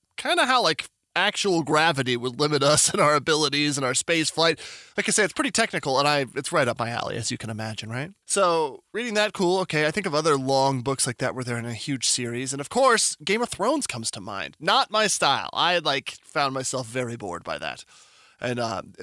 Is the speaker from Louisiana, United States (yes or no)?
no; New Mexico, United States; I'm from New Mexico